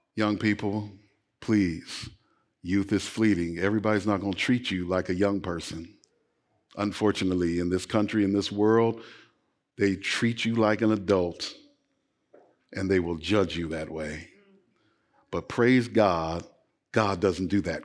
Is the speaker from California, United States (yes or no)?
yes; Los Angeles, California, United States; I grew up playing basketball in Los Angeles, California